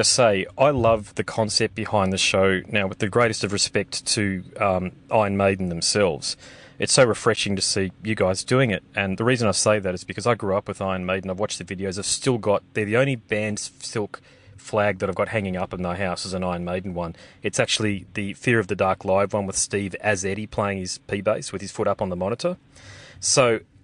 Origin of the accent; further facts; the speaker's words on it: Australia; as an Australian, I can say, who lives in regional Australia